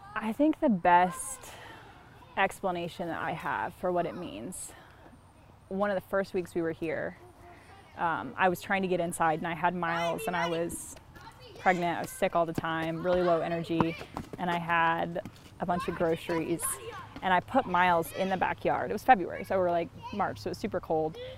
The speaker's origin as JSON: {"language": "English", "town": "Columbia", "region": "South Carolina", "country": "United States", "also_born_or_lived": "Charleston, South Carolina / Minneapolis, Minnesota", "moved": "as an adult", "lives_now": "Fort Wayne, United States", "said": "I'm from Columbia, South Carolina, which is real far from here"}